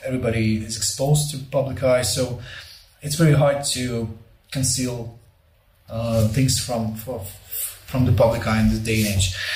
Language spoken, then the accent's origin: English; Volnovakha, Donetsk Oblast, Ukraine; Volnovakha, my hometown, which is just north of Mariupol